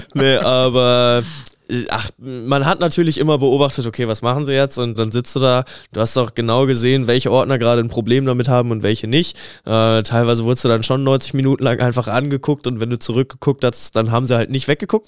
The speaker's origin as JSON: {"language": "German", "country": "Germany", "said": "ich nehme als Deutscher auch meine Werte"}